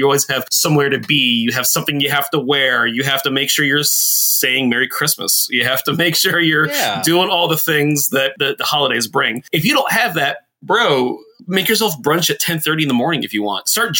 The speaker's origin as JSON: {"language": "English", "region": "South Florida", "country": "United States", "tie": "born or raised there", "moved": "yes", "lives_now": "Washington, D.C., United States", "said": "I grew up in South Florida."}